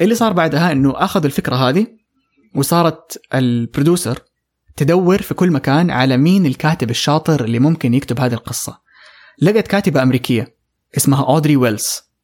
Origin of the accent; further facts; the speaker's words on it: Saudi Arabia; عندنا في السعوديه